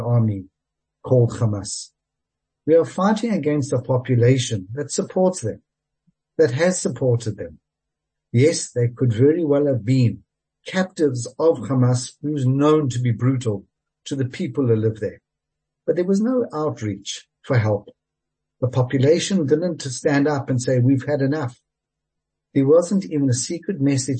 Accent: South Africa; As a South African

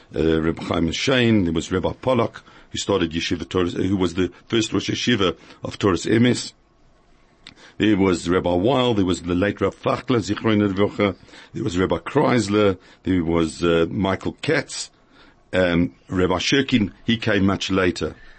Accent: Cape Town, Western Cape, South Africa; moved away; also born or lived in Johannesburg; My education started in Cape Town because I was brought up in Cape Town

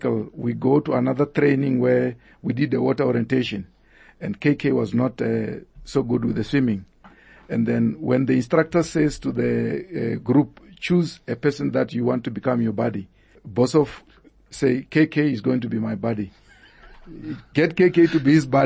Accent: Venda, Limpopo, South Africa; moved away as an adult; I was just coming from Venda

